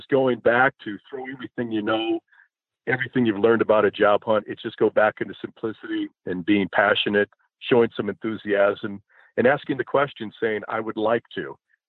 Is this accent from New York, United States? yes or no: no; Chicago, Illinois, United States; I grew up in the Chicago area